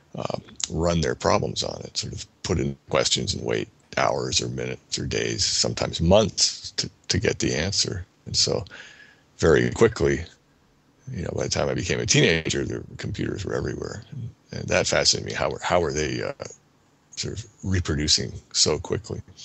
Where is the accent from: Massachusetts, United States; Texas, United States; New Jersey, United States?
New Jersey, United States; As a as a child growing up in New Jersey, I was interested in animals and uh, machines